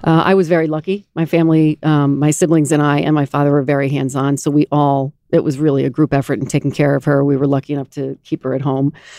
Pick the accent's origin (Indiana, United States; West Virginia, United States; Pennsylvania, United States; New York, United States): New York, United States; Garden City; I grew up in Garden City, mm-hmm. right here on Long Island